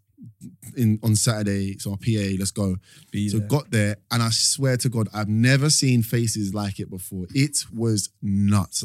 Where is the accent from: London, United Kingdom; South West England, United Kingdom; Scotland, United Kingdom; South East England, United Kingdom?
London, United Kingdom; I grew up in East London